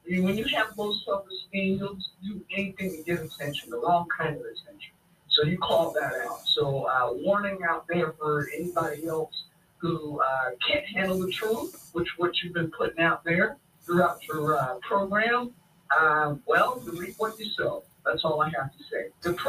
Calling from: Seattle, Washington, United States; Hi, this is … calling from Seattle, Washington.

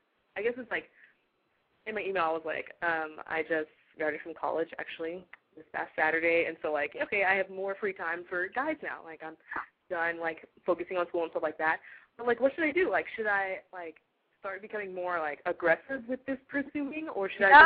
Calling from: Nacogdoches, Texas, United States; Well, my number's from Austin area, but I'm actually, like, Nacogdoches, East Texas, like, pine trees.

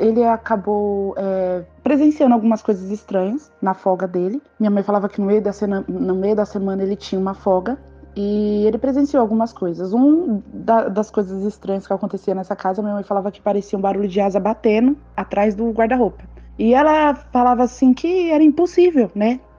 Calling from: São Paulo, Brazil; sou de São Paulo, Zona Norte.

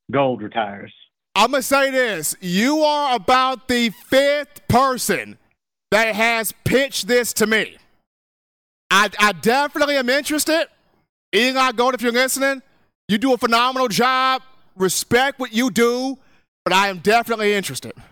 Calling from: Albertville, Alabama, United States; This is …. I'm calling from Albertville.

